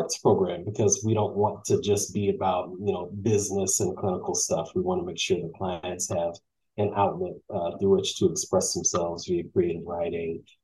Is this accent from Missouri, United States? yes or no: yes; St. Louis, Missouri, United States; I'm from St. Louis, Missouri